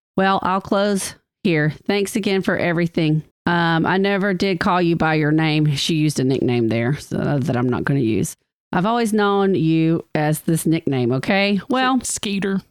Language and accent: English; DeKalb County, Alabama, United States; I'm from DeKalb County